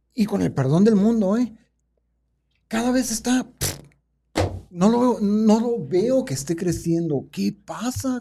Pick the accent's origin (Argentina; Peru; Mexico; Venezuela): Mexico; Tijuana, Baja California; moved away as an adult; now in Sonora, Mexico; Porque vengo de la cultura americana, porque soy de Tijuana y allá somos más, ya ves que nos creemos americanos los que vivimos en Tijuana